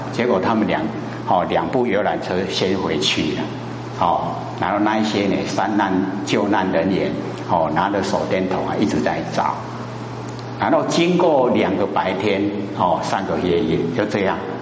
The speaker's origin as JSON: {"language": "Chinese", "country": "Taiwan", "said": "我们台湾话"}